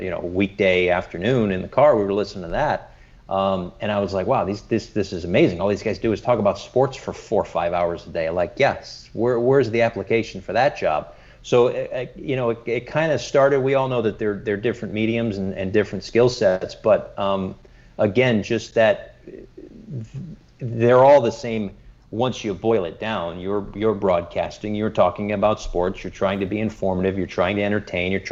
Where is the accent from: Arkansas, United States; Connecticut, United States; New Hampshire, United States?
Connecticut, United States; Bristol; I grew up in Bristol, Connecticut